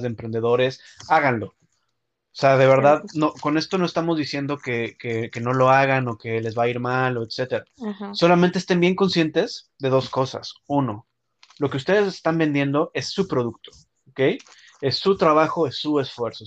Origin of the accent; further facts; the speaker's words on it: Mexico; moved away; como mexicanos